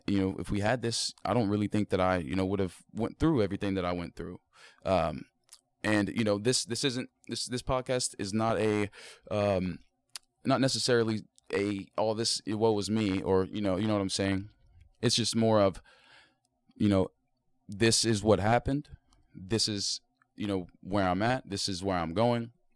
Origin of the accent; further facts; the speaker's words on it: South Point, Ohio, United States; I'm from South Point, Ohio